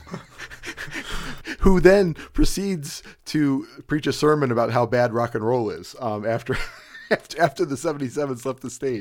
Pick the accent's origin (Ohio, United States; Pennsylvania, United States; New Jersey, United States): Ohio, United States; Cleveland; I live in Ohio, or, or I'm from Cleveland, Ohio